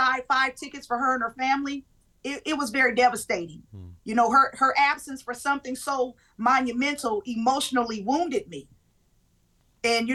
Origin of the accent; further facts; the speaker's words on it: California, United States; Originally, I'm born and raised in California.